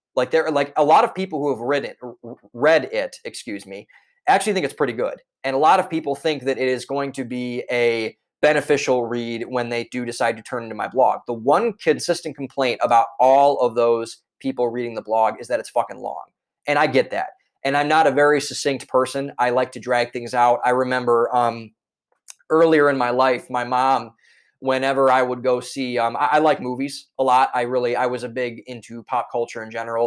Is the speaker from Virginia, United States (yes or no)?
no; Cleveland, Ohio, United States; moved away as an adult; now in Boston, United States; I am originally from Cleveland, Ohio, a suburb outside of Cleveland, Ohio.